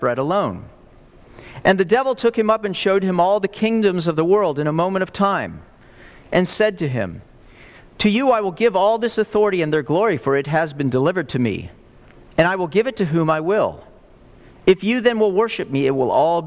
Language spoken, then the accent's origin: English; Texas, United States; moved away; I grew up in the Southwest, in Texas